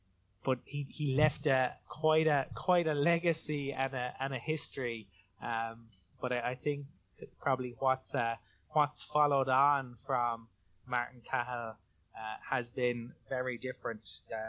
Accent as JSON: {"language": "English", "town": "Cork", "region": "Munster", "country": "Ireland", "said": "And you can find me on Twitter. I'm"}